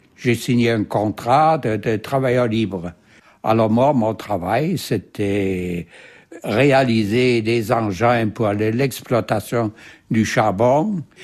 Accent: Bremen, Germany; French is a second language; moved away as an adult; also born or lived in Belgium; Je suis né à Brême, en Allemagne, le 5-6-1925. Alors, j'ai d'abord fait mes études en Allemagne

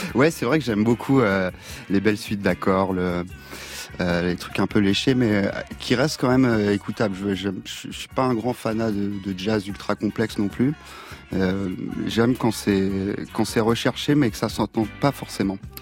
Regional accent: Île de Ré, Nouvelle-Aquitaine, France; je viens de, de l'île de Ray

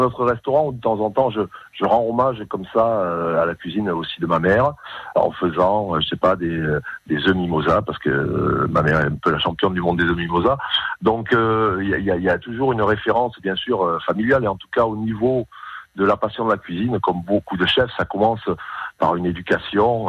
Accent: Corneilla-la-Rivière, Occitania, France; now in Shanghai, China; je suis originaire de Cornillat de la Rivière, beau petit village à côté de Pézières de la Rivière.

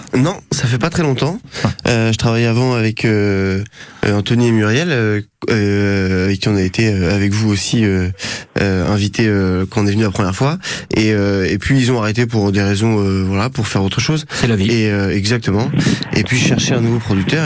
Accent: Normandy, France; je suis originaire de Normandie

